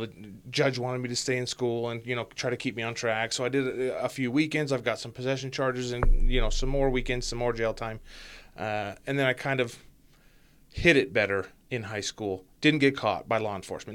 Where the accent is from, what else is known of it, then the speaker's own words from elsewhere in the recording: Ogden, Utah, United States; moved away as an adult; born and raised in Ogden, Utah